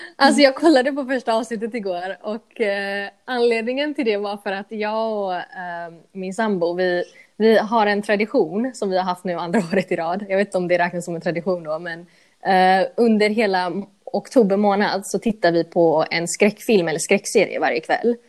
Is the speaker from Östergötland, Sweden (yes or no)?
no; Gothenburg, Västra Götaland, Sweden; Swedish is a second language; moved away as an adult; also born or lived in United States / United Kingdom; jag växte upp i Angered